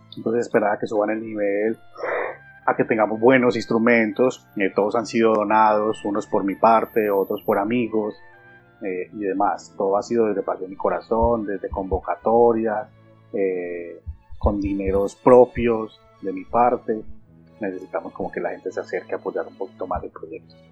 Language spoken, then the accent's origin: Spanish; Medellín, Antioquia, Colombia; born or raised there